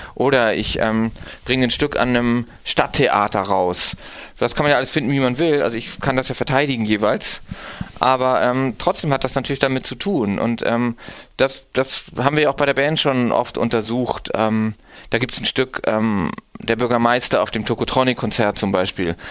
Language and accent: German; Timmendorfer Strand, Schleswig-Holstein, Germany; in dem Kaff, wo ich herkomme, Timmendorfer Strand an der Ostsee